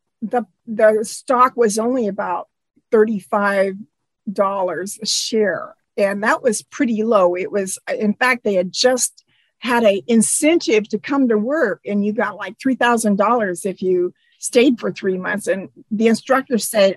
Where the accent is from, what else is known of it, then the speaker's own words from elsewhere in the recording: Eastern Washington, United States; That was in Eastern Washington. When we moved to the farm, and when I was 8 and a half